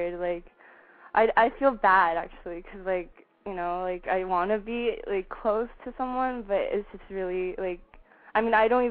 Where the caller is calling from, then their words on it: Orange County, California, United States; I'm calling from Orange County.